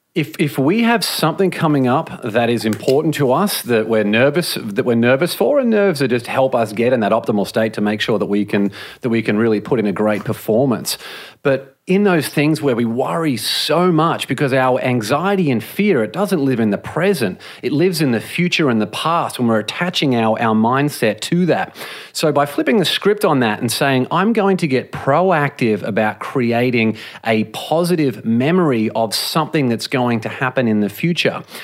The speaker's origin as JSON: {"language": "English", "country": "Australia", "tie": "born or raised there", "moved": "as an adult", "lives_now": "Los Angeles, United States", "said": "I grew up in Australia"}